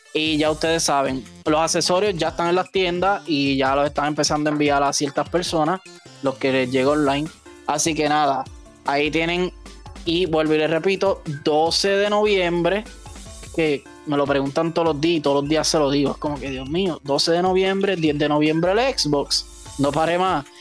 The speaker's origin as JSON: {"language": "Spanish", "country": "Puerto Rico", "said": "nosotros somos territorio de los Estados Unidos"}